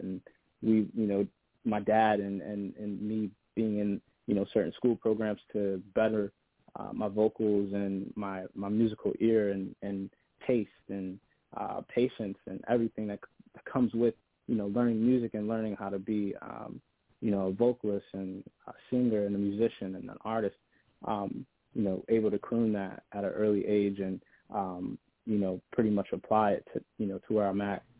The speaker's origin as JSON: {"language": "English", "town": "Buffalo", "region": "New York", "country": "United States", "tie": "born or raised there", "said": "I'm an artist from Buffalo, uh, Buffalo, New York."}